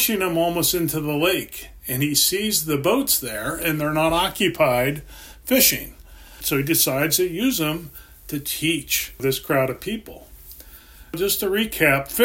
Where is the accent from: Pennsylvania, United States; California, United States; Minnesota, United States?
Pennsylvania, United States; I grew up in Pennsylvania, and we had streams and lakes and different things